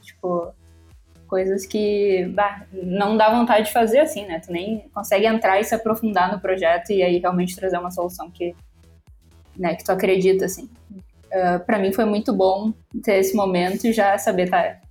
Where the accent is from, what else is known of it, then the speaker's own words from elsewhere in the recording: Porto Alegre, Rio Grande do Sul, Brazil; sou de Porto Alegre